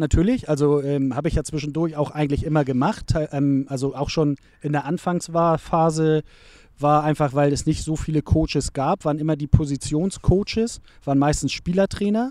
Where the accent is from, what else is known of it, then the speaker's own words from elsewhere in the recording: Hamburg, Germany; Ich bin in Bildstedt aufgewachsen